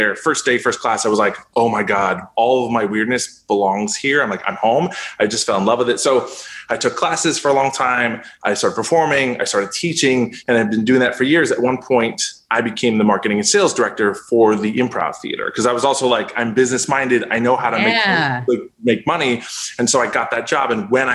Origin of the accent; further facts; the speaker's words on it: Canada; I grew up in Canada